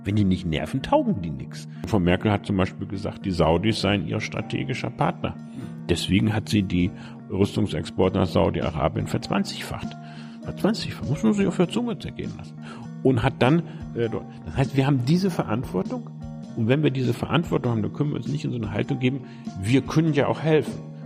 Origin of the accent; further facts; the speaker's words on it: Bremen, Germany; moved away as an adult; also born or lived in Göttingen; Da, wo ich heute Morgen hergekommen bin, nämlich in Bremen-Fegesack. Mhm ähm, im Norden von Bremen